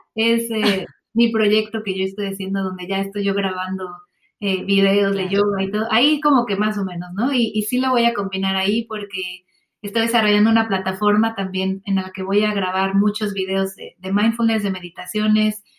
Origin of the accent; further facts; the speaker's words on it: Mexico City, Mexico; now in Swansea, United Kingdom; yo soy de la Ciudad de México